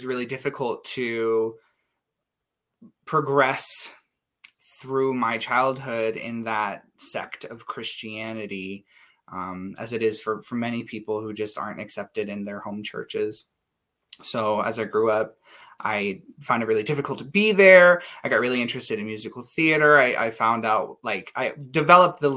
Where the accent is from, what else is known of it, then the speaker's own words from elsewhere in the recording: Nampa, Idaho, United States; also born or lived in Meridian, Idaho; I grew up in the Treasure Valley. So Meridian and then Nampa